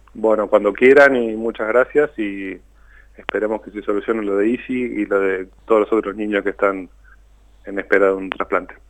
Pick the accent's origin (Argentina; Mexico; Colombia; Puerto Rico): Argentina; Tandil, Buenos Aires Province; nosotros somos de Tandil, yo estoy en Tandil